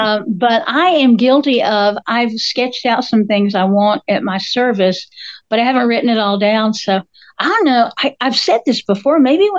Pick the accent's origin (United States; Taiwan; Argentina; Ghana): United States; Candler, North Carolina; I was raised in Inca Candler, North Carolina. Everybody there knows how to clog.